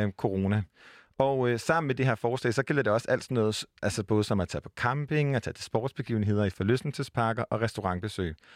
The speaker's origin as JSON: {"language": "Danish", "region": "Jutland", "country": "Denmark", "moved": "yes", "lives_now": "Copenhagen, Denmark", "said": "for en jyde som, som mig, som er bosat i København"}